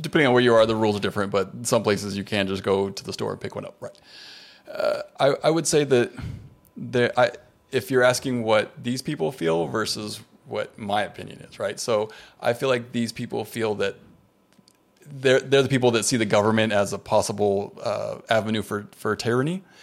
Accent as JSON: {"language": "English", "country": "United States", "said": "as an American"}